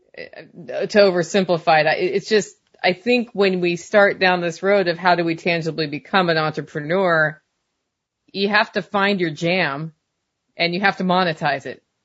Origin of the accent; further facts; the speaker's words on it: Oregon, United States; moved away; grew up in Oregon and we didn't have sales tax